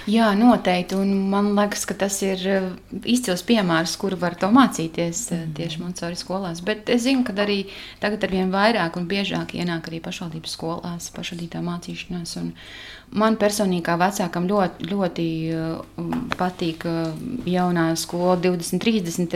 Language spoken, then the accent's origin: Latvian; Kārsava, Latgale, Latvia; now in Mārupe, Latvia; es esmu no Latgales. Esmu dzimusi un augusi Kārsavā.